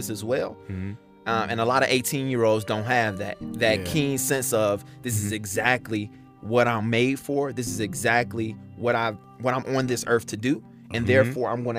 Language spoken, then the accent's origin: English; Chicago, Illinois, United States; also born or lived in Justice, Illinois; from the South Side, grew up on 79th near Ashland